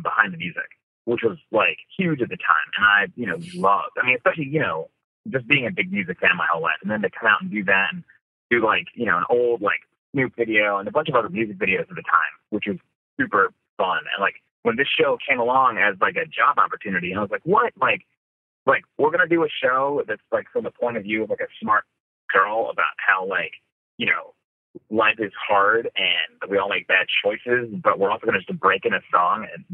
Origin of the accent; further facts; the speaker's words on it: Bala Cynwyd, Pennsylvania, United States; growing up in Ballykinwood